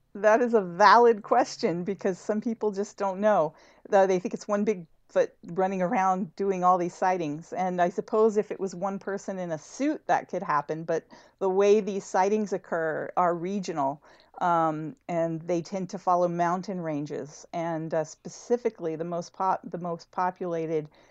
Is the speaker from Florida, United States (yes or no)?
no; El Paso, Texas, United States; moved away; I'm from El Paso, Texas originally